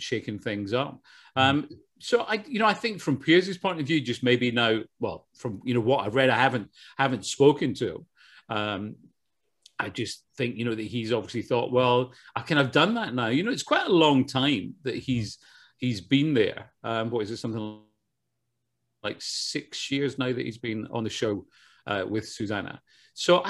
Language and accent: English; Glasgow, Scotland, United Kingdom; moved away as an adult; now in Los Angeles, United States; born and bred in Glasgow.